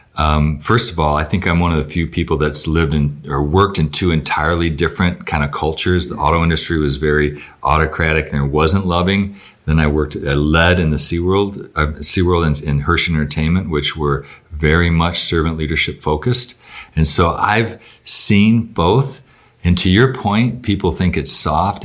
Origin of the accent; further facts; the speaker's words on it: Battle Creek, Michigan, United States; I grew up in Battle Creek, Michigan